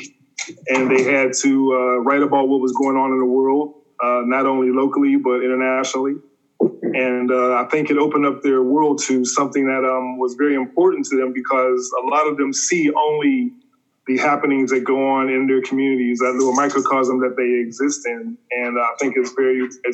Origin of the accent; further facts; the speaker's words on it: Pittsburgh, Pennsylvania, United States; moved away as an adult; now in Los Angeles, United States; I grew up in Pittsburgh, Pennsylvania